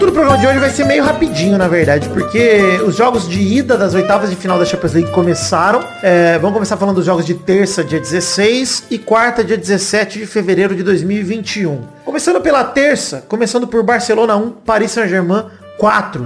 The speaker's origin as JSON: {"language": "Portuguese", "country": "Brazil", "said": "eu como brasileiro"}